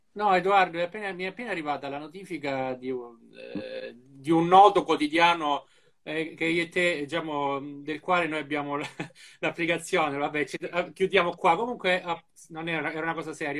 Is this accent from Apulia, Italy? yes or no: yes; Apulia, Italy; in Puglia abbiamo le persone migliori in assoluto